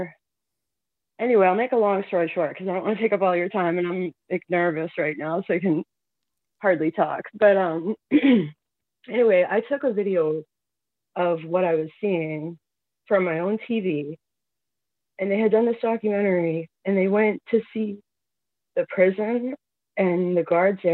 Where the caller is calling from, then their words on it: Massachusetts, United States; I'm calling from Massachusetts.